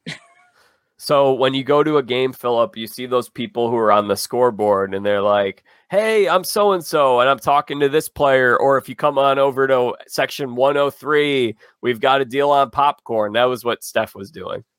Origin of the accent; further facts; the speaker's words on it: Chicago, Illinois, United States; am from Chicago. I've lived here my whole life